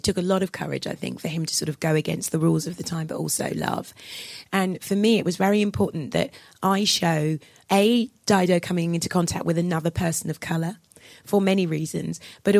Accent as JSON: {"language": "English", "country": "United Kingdom", "said": "I'm both black and I'm British, but for the moment I'm speaking as a Brit."}